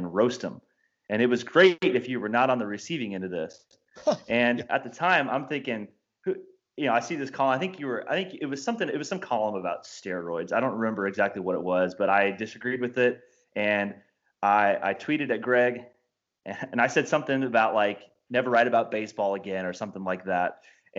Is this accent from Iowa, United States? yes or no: no; Indiana, United States; I'm a sports fan who was born and raised in Indiana